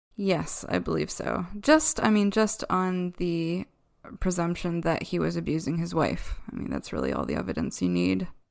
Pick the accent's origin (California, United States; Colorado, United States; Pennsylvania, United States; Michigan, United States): Pennsylvania, United States; Downingtown; my hometown of Downingtown, Pennsylvania